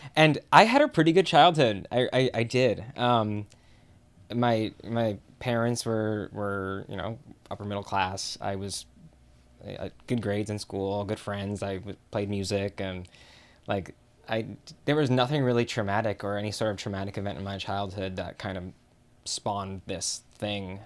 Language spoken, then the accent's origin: English; Chicago, Illinois, United States; I am from Chicago.